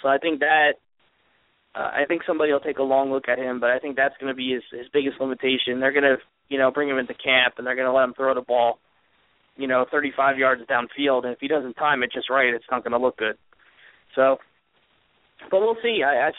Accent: New Jersey, United States; He's from my home state of New Jersey. I always root for Jersey players anyway

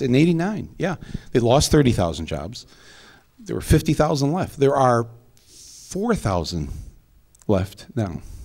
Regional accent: Flint, Michigan, United States; moved away as an adult; also born or lived in Washington, D.C.; I was nobody from Flint, Michigan.

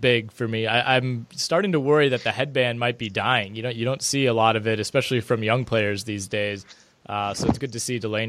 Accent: near Green Bay, Wisconsin, United States; I know back in my hometown near Green Bay

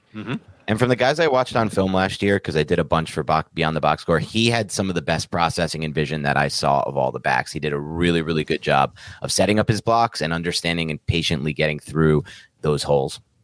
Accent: East Coast, United States; I'm from the East Coast.

